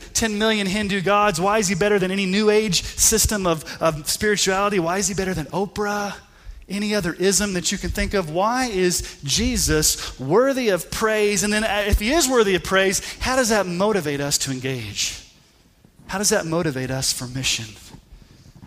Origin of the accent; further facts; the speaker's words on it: Colorado Springs, Colorado, United States; I grew up in Colorado Springs